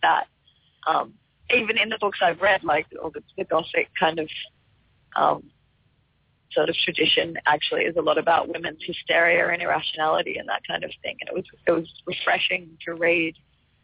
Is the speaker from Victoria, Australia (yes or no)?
no; Byron Bay, New South Wales, Australia; I grew up in Byron Bay, which is like a hippie town